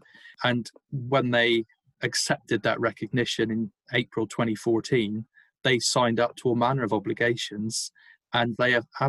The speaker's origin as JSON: {"language": "English", "area": "Cornwall", "region": "South West England", "country": "United Kingdom", "said": "I'm a Cornishman and I'm not English, full stop."}